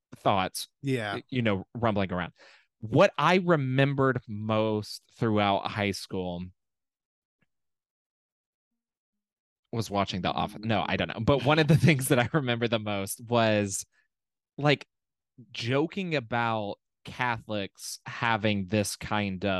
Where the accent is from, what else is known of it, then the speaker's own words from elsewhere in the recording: Birmingham, Alabama, United States; I'm from Birmingham.